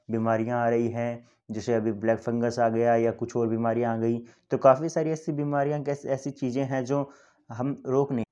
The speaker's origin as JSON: {"language": "Hindi", "region": "Haryana", "country": "India", "said": "मैं अपने बारे में बता दूं कि मैं बेसिकली हरियाणा से हूँ"}